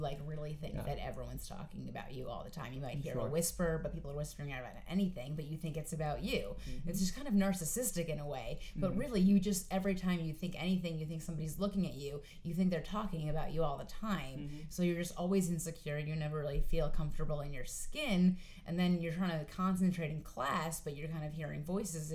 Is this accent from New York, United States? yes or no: yes; Westchester, New York, United States; also born or lived in Astoria, Queens, New York; now in New York City, United States; I am originally from Westchester, New York, but now I reside in Astoria, Queens